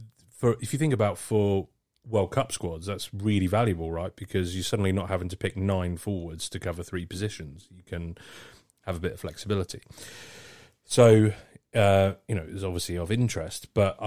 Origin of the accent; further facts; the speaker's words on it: Surrey, South East England, United Kingdom; I grew up in Surrey.